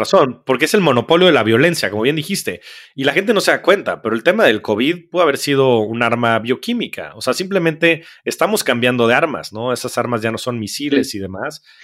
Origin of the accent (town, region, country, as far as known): Mexico